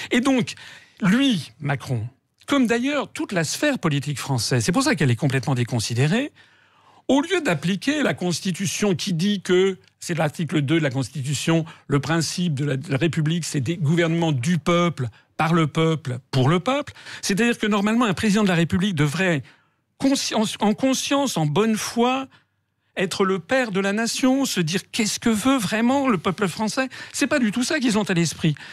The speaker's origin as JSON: {"language": "French", "country": "France", "said": "Je suis un Français. J'ai bien travaillé quand j'étais petit."}